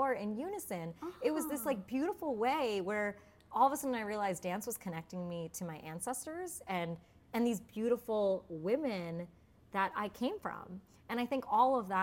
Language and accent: English; United States; being Indian and American. And I grew up in a town where there wasn't any other Indian people